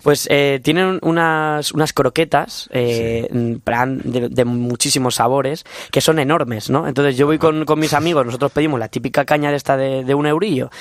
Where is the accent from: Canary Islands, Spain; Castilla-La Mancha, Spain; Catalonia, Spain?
Castilla-La Mancha, Spain; moved away as an adult; now in Madrid, Spain; vengo de, un pueblo de Castilla-La Mancha, yo soy manchego